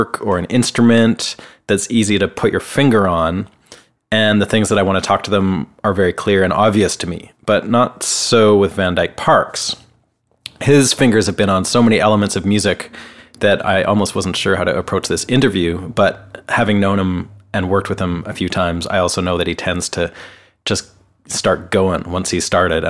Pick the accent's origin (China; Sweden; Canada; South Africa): Canada; moved away as an adult; now in Nashville, United States; I'm a Canadian guitarist, songwriter, producer, and engineer, and I've been living and working here in Nashville for the last 4 years.